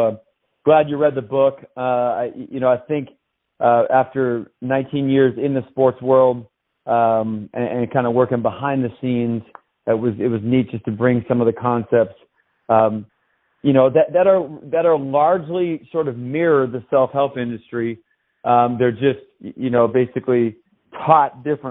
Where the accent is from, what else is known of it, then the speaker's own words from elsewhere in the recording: Tacoma, Washington, United States; moved away as an adult; I was raised in Tacoma, Washington, lived my first 17 years.